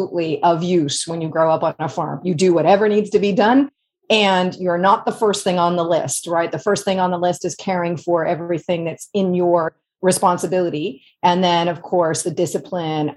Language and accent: English; Guelph, Ontario, Canada; also born or lived in Northeast United States; now in United States; So I grew up in a little place called Guelph, Ontario, which is about an hour northwest of Toronto in Canada